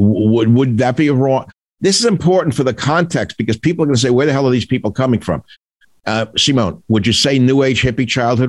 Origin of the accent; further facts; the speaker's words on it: New York City, New York, United States; I grew up in Queens.